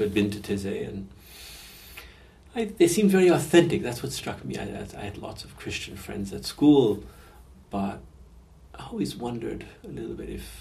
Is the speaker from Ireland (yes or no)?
no; Canada; now in France; I was born in Canada in the 50s